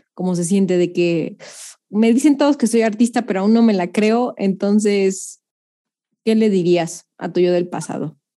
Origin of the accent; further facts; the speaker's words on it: Mexico; nosotros mexicanos